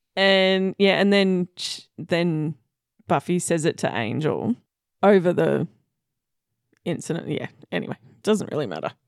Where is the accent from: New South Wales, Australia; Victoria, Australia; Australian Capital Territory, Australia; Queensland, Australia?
Victoria, Australia; we're from Victoria